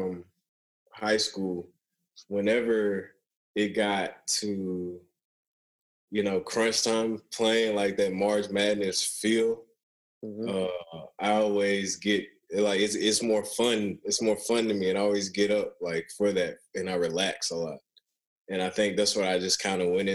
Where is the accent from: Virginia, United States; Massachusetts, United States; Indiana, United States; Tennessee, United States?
Tennessee, United States; Memphis; where I'm from Memphis